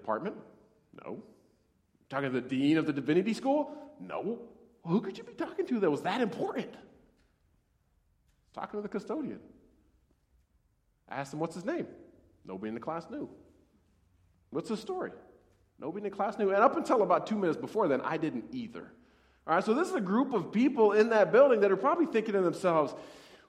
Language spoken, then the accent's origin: English; Montana, United States; moved away; I grew up in Montana, and I worked with cattle branding